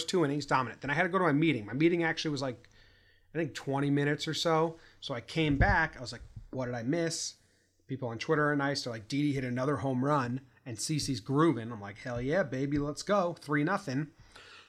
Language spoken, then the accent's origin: English; Connecticut, United States; now in California, United States; We're from Connecticut, high school friends